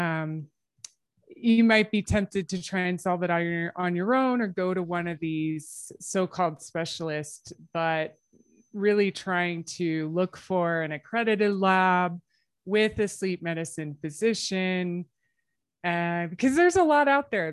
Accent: United States; now in Calgary, Canada; I am American

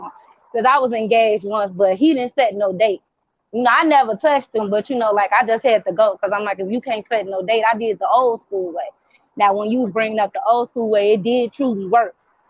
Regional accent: Midwest, United States; Oh, I'm from the Midwest.

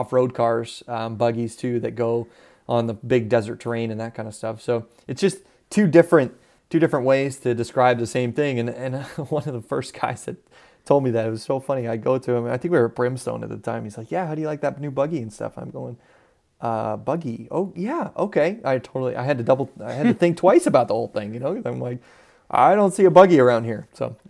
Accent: Southwest, United States; You know, I would use the term, but where I grew up in the Southwest area, a buggy is not what they would call a buggy. We called them dune buggies, and they're buggies that are made for the sand.

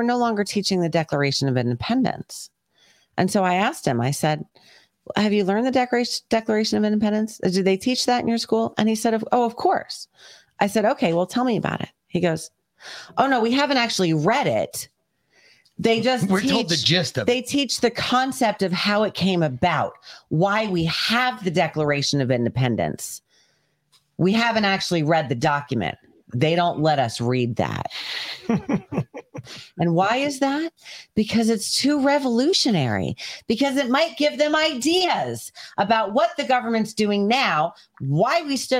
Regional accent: United States; also born or lived in Connecticut; We're New Yorkers too. Yeah. We're from Connecticut

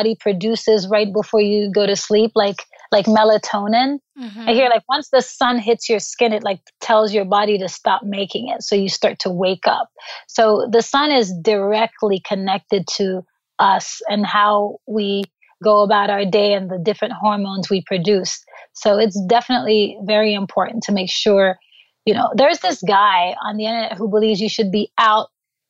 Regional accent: Haiti; moved away; growing up in Haiti, third world country

